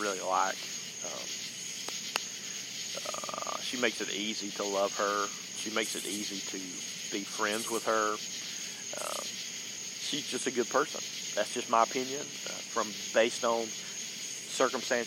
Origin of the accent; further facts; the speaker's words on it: the South, United States; accent: southern; my southern accent